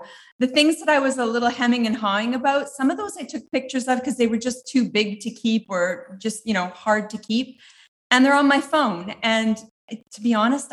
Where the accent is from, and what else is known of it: Canada; moved away as an adult